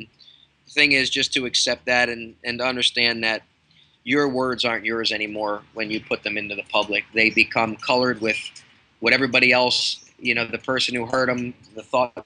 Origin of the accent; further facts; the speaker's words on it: Baltimore, Maryland, United States; I'm from Baltimore